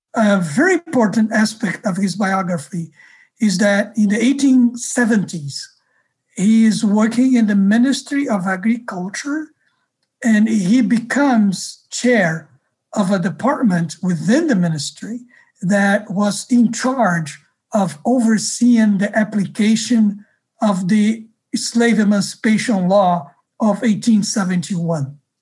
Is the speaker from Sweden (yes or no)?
no; Rio de Janeiro, Brazil; moved away; I grew up in Rio